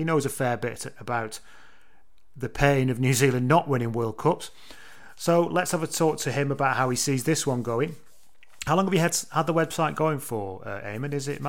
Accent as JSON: {"language": "English", "country": "United Kingdom", "said": "Speaking as a British person"}